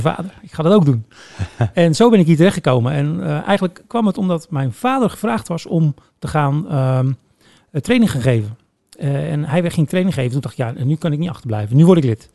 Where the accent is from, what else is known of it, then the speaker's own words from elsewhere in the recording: Woerden, Utrecht, Netherlands; moved away as an adult; also born or lived in The Hague; now in Breukelen, Netherlands; oorspronkelijk kom ik wel uit Woerden. Ja. Ehm, maar ik, ik woon nu in Breukelen